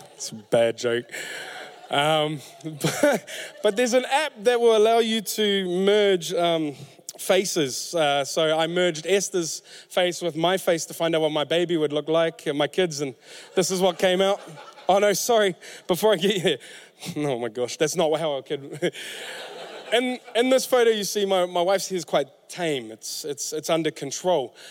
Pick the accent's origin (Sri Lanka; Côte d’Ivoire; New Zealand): New Zealand; Auckland; I'm from West Auckland